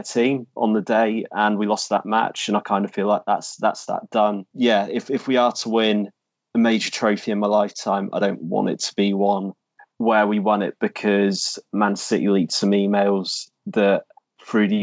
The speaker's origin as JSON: {"language": "English", "area": "10 miles outside of Oxford", "region": "South East England", "country": "United Kingdom", "tie": "born or raised there", "said": "I grew up 10 miles outside of Oxford"}